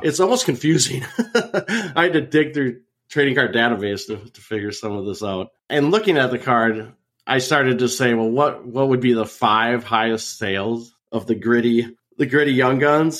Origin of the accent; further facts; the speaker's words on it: Minnesota, United States; growing up in Minnesota watching the North Stars